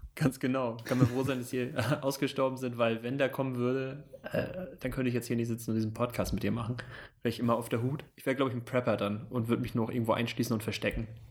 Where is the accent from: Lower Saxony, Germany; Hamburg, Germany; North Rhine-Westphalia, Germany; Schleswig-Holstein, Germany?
Schleswig-Holstein, Germany; Süderbrarup; da komme ich her, da bin ich geboren, bin aufgewachsen in Süderbrarup, das liegt zwischen Flensburg und Kiel.